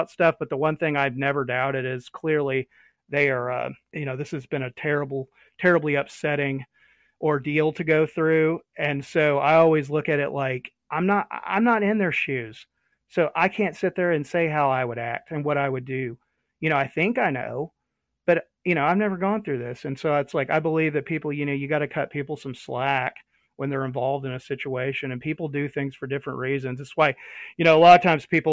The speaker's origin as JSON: {"language": "English", "country": "United States", "said": "us as American citizens, as taxpayers"}